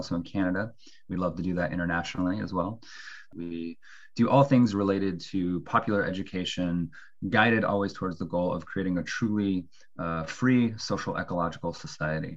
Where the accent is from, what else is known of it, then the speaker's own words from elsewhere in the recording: Bremerton, Washington, United States; I'm from the Pacific Northwest, a town called Bremerton outside Seattle